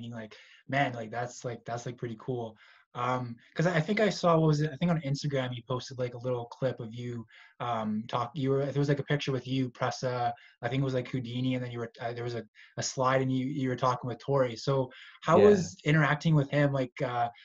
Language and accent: English; Pickering, Ontario, Canada; I'm from Pickering too